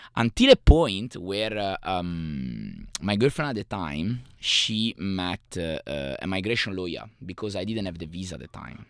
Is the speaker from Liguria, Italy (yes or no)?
yes; Savona, Liguria, Italy; English is a second language; moved away; I was born in Italy, in a little city called Savona